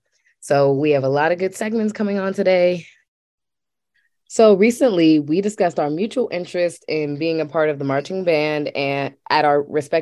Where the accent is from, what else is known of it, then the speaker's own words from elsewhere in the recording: Waldorf, Maryland, United States; I am a graduating senior at Florida A&M University studying journalism, and I'm from Waldorf, Maryland.